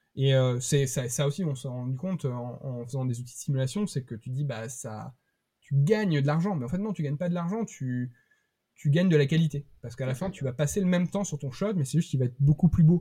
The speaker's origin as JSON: {"language": "French", "town": "Bergerac", "region": "Nouvelle-Aquitaine", "country": "France", "moved": "yes", "lives_now": "Rennes, France", "said": "je, viens du sud-ouest, je viens de Bergerac"}